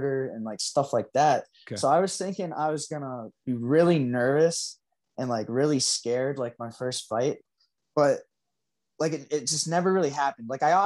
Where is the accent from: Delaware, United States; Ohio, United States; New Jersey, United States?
Delaware, United States; Wilmington; moved away as an adult; also born or lived in Pennsylvania; now in Coeur d'Alene, United States; I grew up in Delaware